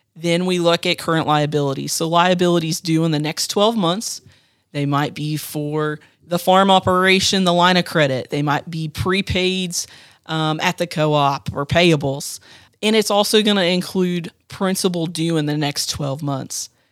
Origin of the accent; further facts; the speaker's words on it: Marion County, Ohio, United States; I grew up in Marion County on a small livestock farm